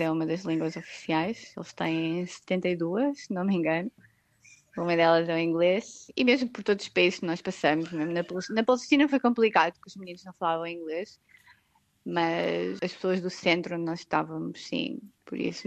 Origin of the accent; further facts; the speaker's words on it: Porto, Norte, Portugal; moved away as an adult; also born or lived in Switzerland; now in Zanzibar, Tanzania; eu sou do Porto, de uma cidade grande